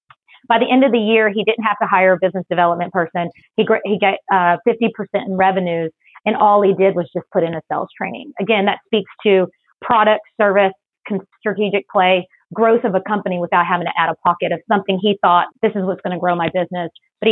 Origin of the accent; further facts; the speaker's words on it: Texas, United States; also born or lived in Philippines; but actually I was born in the Philippines. I'm a military brat. Dad is Irish. Mom is Filipino. I've been in Texas since I was 6.